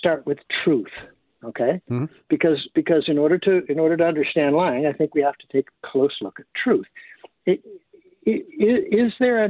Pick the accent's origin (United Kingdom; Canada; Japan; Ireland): Canada; we're Canadian